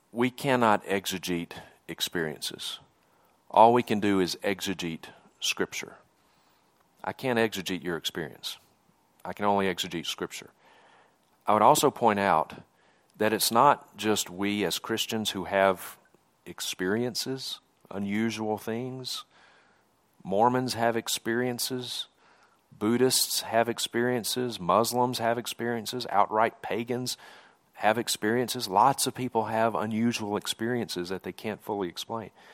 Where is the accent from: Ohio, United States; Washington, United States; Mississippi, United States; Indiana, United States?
Mississippi, United States; moved away as an adult; now in Montana, United States; I grew up in Mississippi. You can probably tell from my accent, I'm not from around these parts.